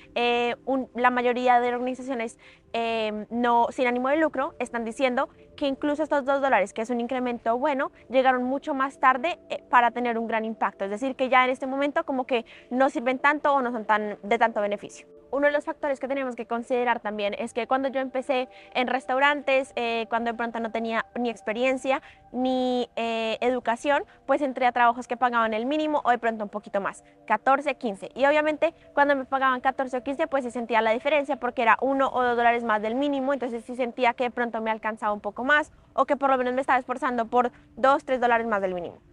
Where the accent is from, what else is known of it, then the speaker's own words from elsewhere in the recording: Colombia; moved away as an adult; also born or lived in Prince Edward Island, Canada; now in Canada; yo soy una colombiana en Canadá